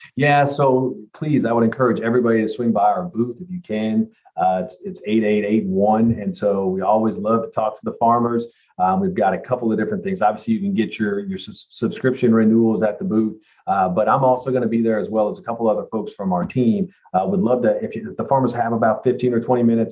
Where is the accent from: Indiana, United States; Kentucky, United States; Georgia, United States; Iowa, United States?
Kentucky, United States; I grew up in Kentucky here, and I've spent most of my life here